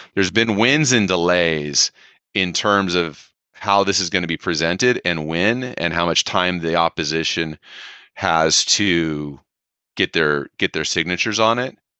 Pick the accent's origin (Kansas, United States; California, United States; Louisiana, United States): California, United States